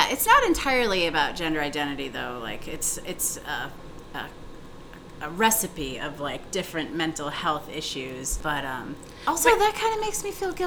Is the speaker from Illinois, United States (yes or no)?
no; Green Bay, Wisconsin, United States; now in Chicago, United States; my hometown in Green Bay, Wisconsin